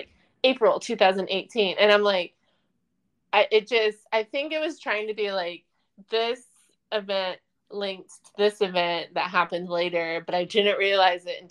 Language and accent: English; Midwest, United States; Midwest that we're from